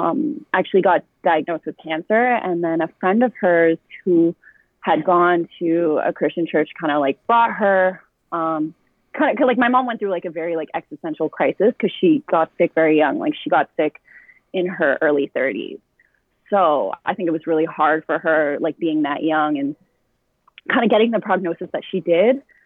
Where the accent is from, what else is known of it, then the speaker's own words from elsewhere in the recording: Ottawa, Ontario, Canada; also born or lived in Orleans, Ottawa; my community that I grew up with in the South